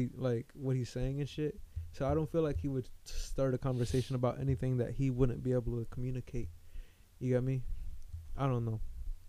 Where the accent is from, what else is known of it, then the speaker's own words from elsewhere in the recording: United States; I feel like I'm the American